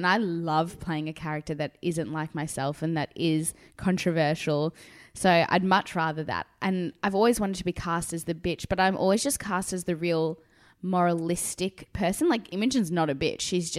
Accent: South Africa; now in Australia; So, as I said, I immigrated from South Africa. So my parents were never brought up with Neighbours.

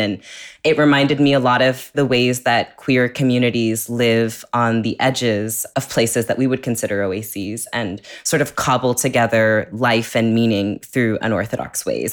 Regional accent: California, United States; I grew up in California

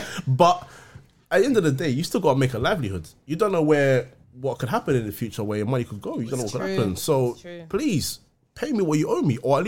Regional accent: London, United Kingdom; Listen, we're from London.

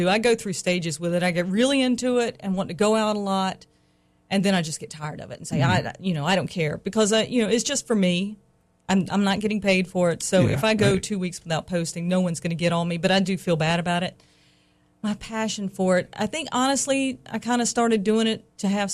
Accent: North Carolina, United States; now in Raleigh, United States; I'm from North Carolina.

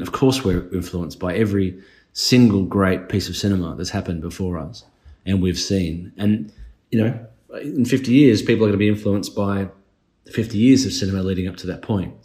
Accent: Australia; being Australian

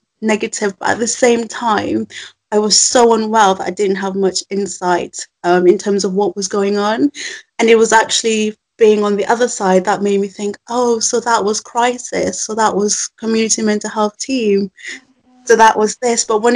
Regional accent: Zimbabwe; also born or lived in Birmingham; now in England; I was born in Zimbabwe, which is a country in the south of Africa, but I've lived in England for 15 years, so I think of myself as very northern as well as African

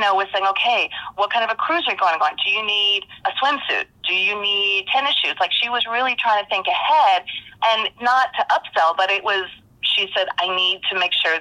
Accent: San Diego, California, United States; I was from San Diego

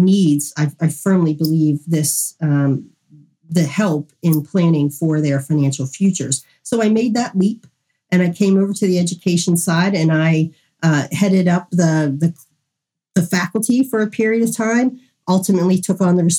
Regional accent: Western Pennsylvania, United States; I'm from Western Pennsylvania.

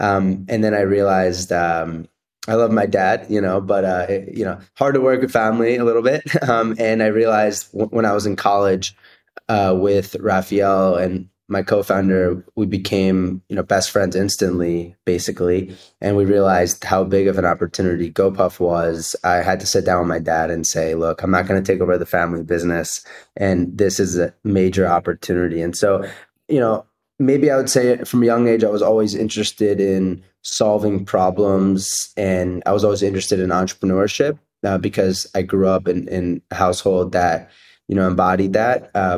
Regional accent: Cherry Hill, New Jersey, United States; So I grew up in South Jersey, in Cherry Hill, New Jersey, and my parents are both immigrants from Israel

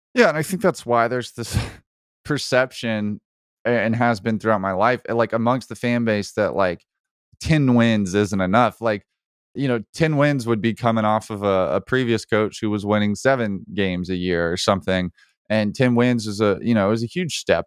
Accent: Alabama, United States; I grew up in Alabama

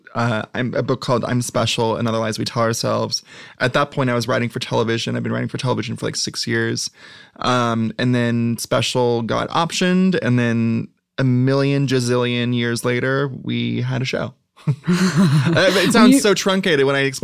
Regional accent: Ventura, California, United States; I'm from Ventura, California, which is like an hour north of here

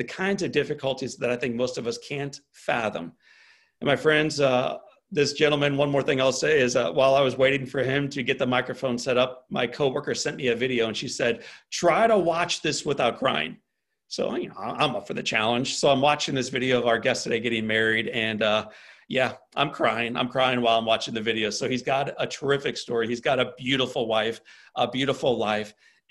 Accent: St. Louis, Missouri, United States; I'm from St. Louis, Missouri.

